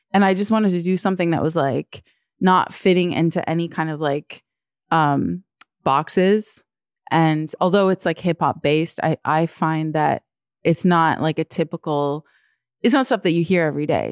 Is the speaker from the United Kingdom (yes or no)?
no; Toronto, Ontario, Canada; moved away as an adult; also born or lived in New York; now in Toronto, Canada; as a kid, like, I grew up here and I went to school here